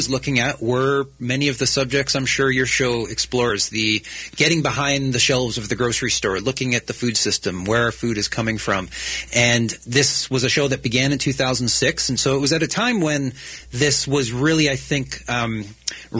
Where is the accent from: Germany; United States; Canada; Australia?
Canada; now in British Columbia, Canada; I'm a Canadian